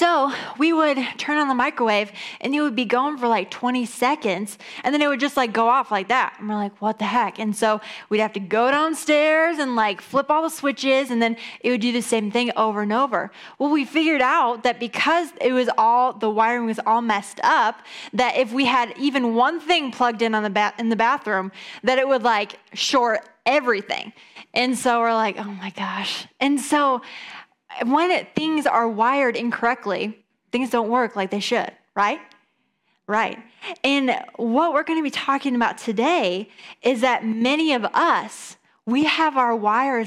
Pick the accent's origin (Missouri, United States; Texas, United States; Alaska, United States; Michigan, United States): Michigan, United States; east side of; also born or lived in Atlanta, Georgia; now in Grand Rapids, United States; we're originally from the east side of Michigan